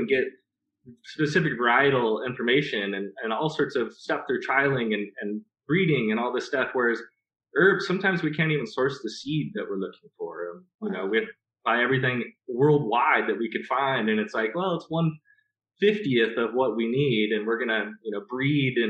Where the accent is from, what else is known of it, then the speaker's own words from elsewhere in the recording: Southern California, United States; moved away as an adult; now in Applegate, Oregon, United States; we grew up in Southern California